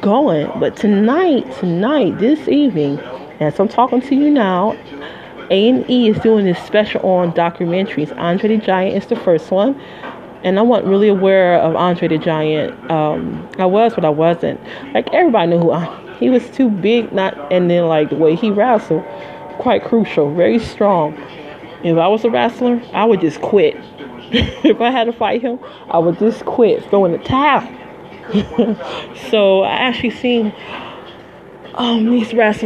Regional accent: Midwest, United States; moved away; I'm from the Midwest originally

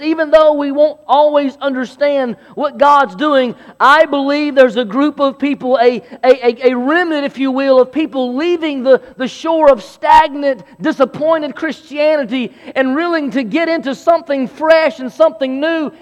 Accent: Belton, South Carolina, United States; also born or lived in Anderson, South Carolina; I grew up in Anderson, South Carolina, more specifically Belton, South Carolina.

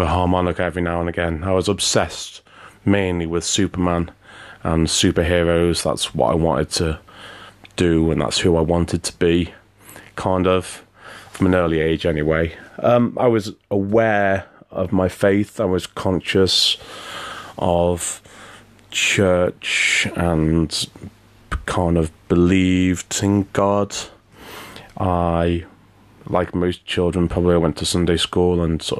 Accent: the Wirral, North West England, United Kingdom; moved away; I grew up on the Wivel

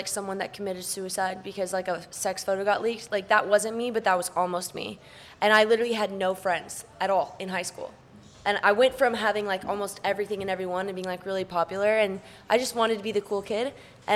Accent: Vail, Colorado, United States; moved away; Growing up in Vail was an absolute dream

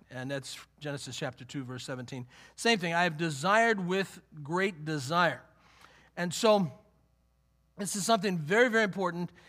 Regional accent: Western Pennsylvania, United States; I grew up in Western Pennsylvania

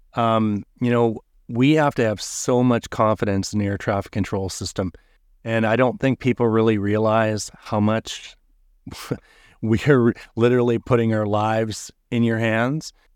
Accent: Canada; I'm from Canada

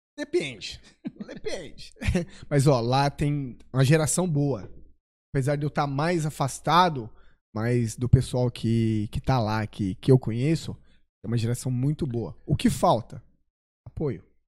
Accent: Mococa, São Paulo, Brazil; Eu sou é? natural de Mococa é, Mo... mais do interior, divisa com Minas

